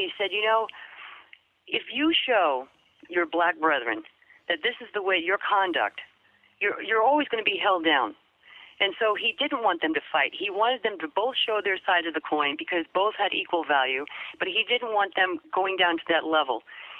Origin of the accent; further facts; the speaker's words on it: New York, United States; accent: New York; he had me lose my New York accent. I used to talk like this.